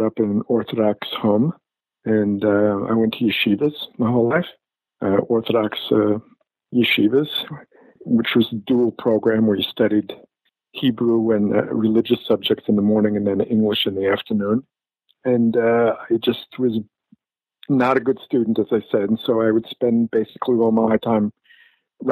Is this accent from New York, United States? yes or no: yes; New York City, New York, United States; When I was a kid growing up in Brooklyn